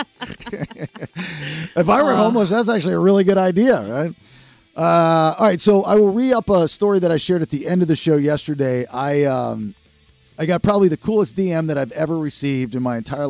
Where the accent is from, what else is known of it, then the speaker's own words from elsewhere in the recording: Severna Park, Maryland, United States; moved away; I'm originally from Maryland, Severna Park, Maryland, right outside of Annapolis, not Baltimore